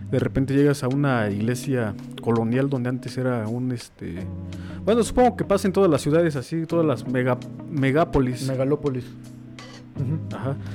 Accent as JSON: {"language": "Spanish", "country": "Mexico", "said": "nosotros, este, como mexicanos"}